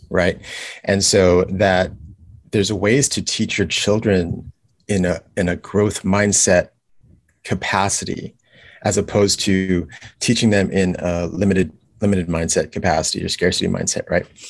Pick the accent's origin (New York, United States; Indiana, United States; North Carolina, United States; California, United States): California, United States; Los Angeles; moved away as an adult; now in Kailua, United States; I am originally from Los Angeles, California. Um, that's where I grew up